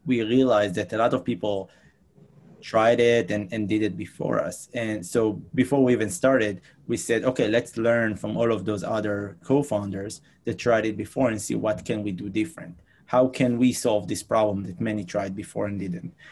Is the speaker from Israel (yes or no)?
yes; Israel; moved away as an adult; now in New York City, United States; I'm originally from Israel. I moved here to United States about six years ago